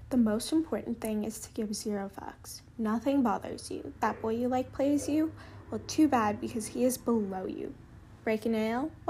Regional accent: Los Angeles, California, United States; accent: Valley Girl; I'm born and raised in the Valley of Southern California

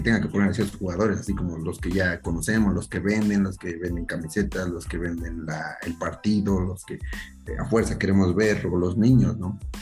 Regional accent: Mexico; somos los mexicanos

